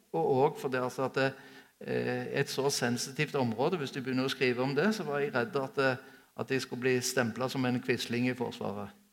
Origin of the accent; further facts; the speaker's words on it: Sola, Rogaland, Norway; vokste opp på Sola flyplass